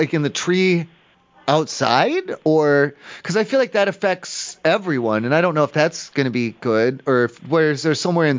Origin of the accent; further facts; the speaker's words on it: Ohio, United States; I'm from Ohio. I'm not from here. In Ohio at home, when I'm at home for Halloween, sometimes the neighborhood kids, and they throw eggs at houses or they put toilet paper on houses.